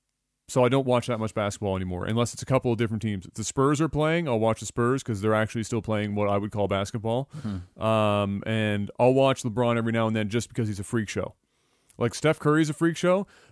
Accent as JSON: {"language": "English", "country": "Canada", "said": "Is hockey. I'm Canadian."}